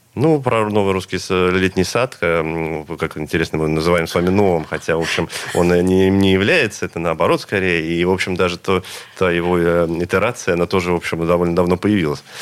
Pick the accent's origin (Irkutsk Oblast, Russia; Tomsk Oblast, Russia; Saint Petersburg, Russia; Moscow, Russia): Saint Petersburg, Russia; А мы, конечно, петербуржцы